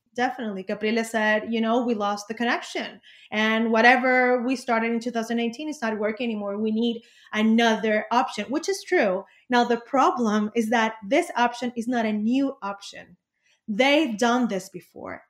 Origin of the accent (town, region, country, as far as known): Venezuela; also born or lived in Caracas